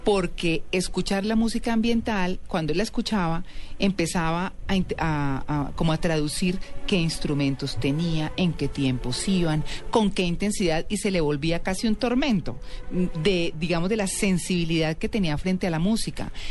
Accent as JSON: {"language": "Spanish", "region": "São Paulo", "country": "Brazil", "tie": "born or raised there", "first_language": "Portuguese", "second_language": "Spanish", "moved": "yes", "said": "Yo nací en San Paulo, María Clara."}